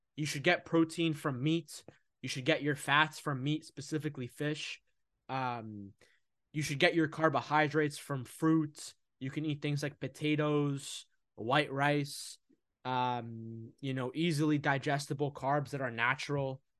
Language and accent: English; United States; I'm originally from Egypt. I was born here in America, but I'm Egyptian.